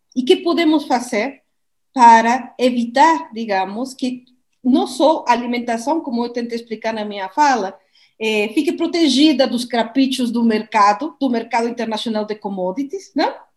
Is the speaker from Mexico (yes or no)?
yes; Mexico; Portuguese is a second language; now in Brazil; Eu sou do México